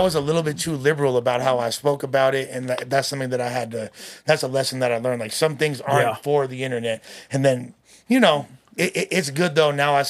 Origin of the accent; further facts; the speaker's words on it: Los Angeles, California, United States; I grew up in the West Side. I'm from West Los, Puerto Vida's way.